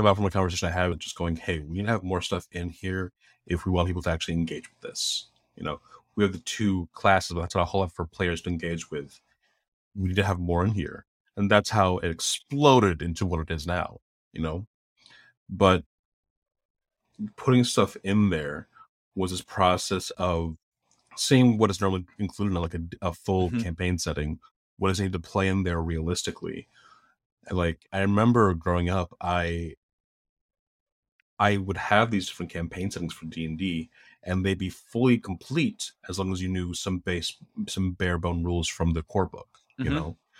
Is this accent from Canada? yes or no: no; Philippines; But just being a Filipino person, all at once felt like, wow, this is a very small field.